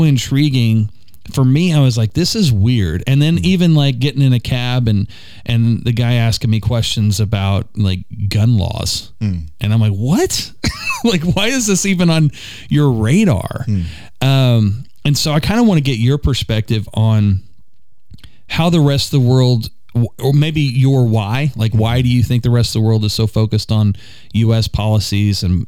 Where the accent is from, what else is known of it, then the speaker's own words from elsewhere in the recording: United States; I grew up in the States